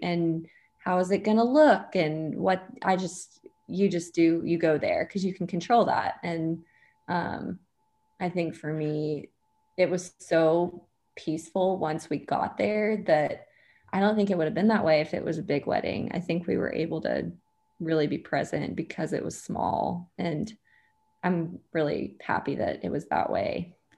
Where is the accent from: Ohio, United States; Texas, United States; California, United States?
Texas, United States; Dallas; I'm from Dallas